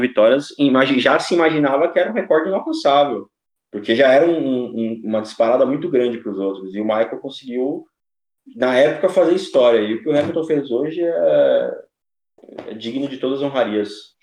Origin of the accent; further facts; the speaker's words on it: Brazil; Sou brasileiro